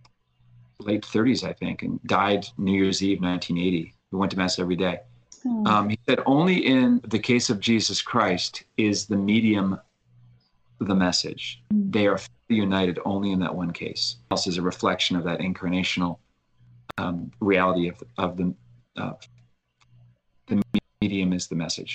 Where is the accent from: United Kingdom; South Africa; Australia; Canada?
Canada; Halifax, Nova Scotia; my hometown of Halifax.